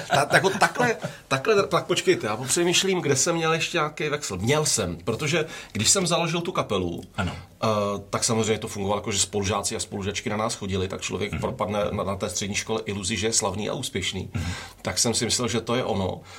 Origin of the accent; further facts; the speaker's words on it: Brno, South Moravian Region, Czechia; jsem si jako vybral záměrně těžký gimpl v Brně, kde jsem, mm-hmm. jsem byl Brňák